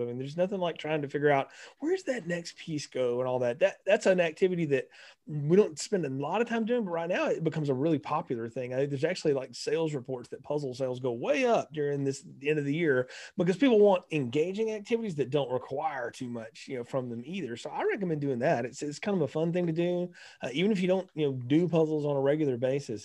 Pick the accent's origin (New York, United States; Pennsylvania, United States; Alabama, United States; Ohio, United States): Alabama, United States; North; I grew up in North Alabama